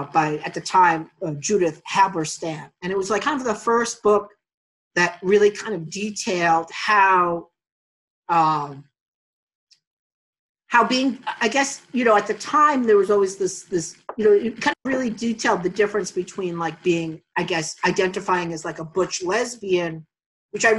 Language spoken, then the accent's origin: English; New York City, New York, United States; moved away as an adult; I grew up in Astoria in the late 70s, 80s, and 90s